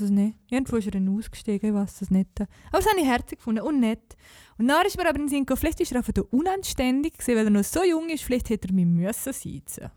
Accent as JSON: {"language": "German", "country": "Liechtenstein", "said": "als Liechtensteiner"}